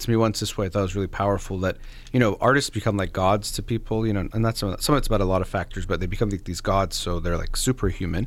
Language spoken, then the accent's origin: English; United States; as a native, I was born in the United States